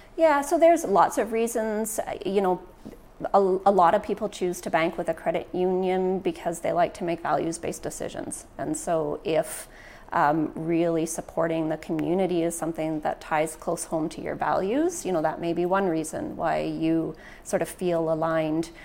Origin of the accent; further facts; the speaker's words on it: Prince George, British Columbia, Canada; also born or lived in Ontario; I was born and raised in Prince George.